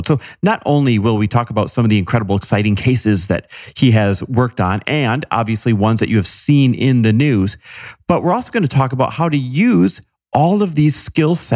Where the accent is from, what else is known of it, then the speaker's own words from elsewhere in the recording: Midwest, United States; fellow Midwesterner